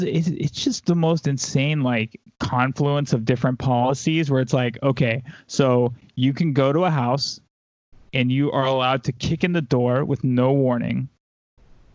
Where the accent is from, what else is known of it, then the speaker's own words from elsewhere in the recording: the South, United States; Like I said, I grew up in the South. Like, I was around these people my whole life.